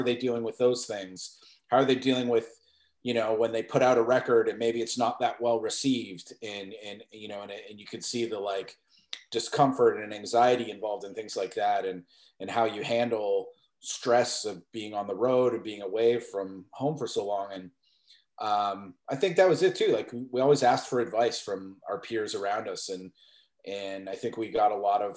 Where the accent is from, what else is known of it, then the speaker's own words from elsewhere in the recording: Mississauga, Ontario, Canada; when I grew up in Mississauga